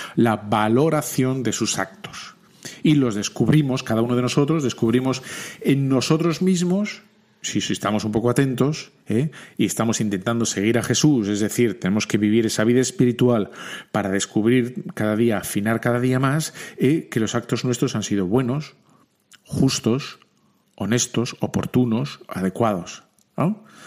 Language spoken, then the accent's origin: Spanish; Bilbao, Basque Country, Spain; soy de Bilbao